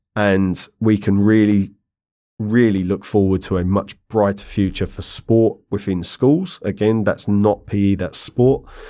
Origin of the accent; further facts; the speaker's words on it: London, United Kingdom; moved away as an adult; also born or lived in Ireland (ancestry); now in China; I grew up in London